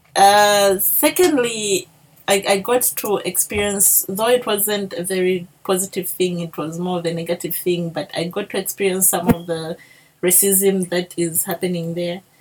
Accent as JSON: {"language": "English", "country": "Zambia", "accent": "Bemba", "said": "my Bemba accent"}